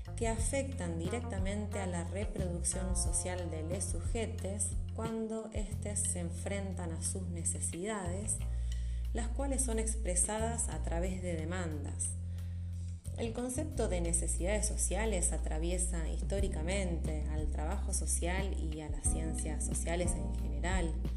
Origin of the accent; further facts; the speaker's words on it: Rosario, Santa Fe, Argentina; les hablo desde Rosario, mi ciudad natal